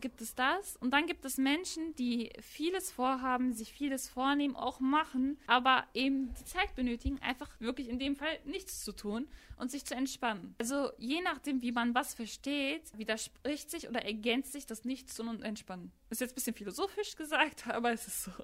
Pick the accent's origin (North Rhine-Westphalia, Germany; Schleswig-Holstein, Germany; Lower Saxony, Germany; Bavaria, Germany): North Rhine-Westphalia, Germany; Gladbeck; in der WAZ-Redaktion bei uns in Gladbeck